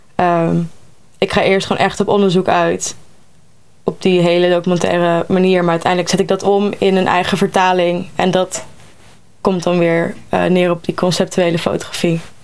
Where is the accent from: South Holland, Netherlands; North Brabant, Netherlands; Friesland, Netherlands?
North Brabant, Netherlands; moved away; Ik kom zelf uit Brabant